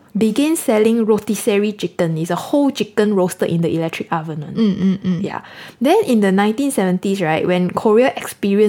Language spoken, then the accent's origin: English; Singapore; in Singapore we know it as pork lard